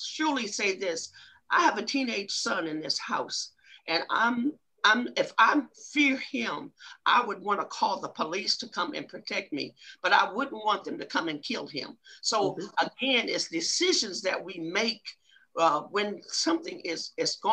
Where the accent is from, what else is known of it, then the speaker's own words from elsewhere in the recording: Ohio, United States; that's my hometown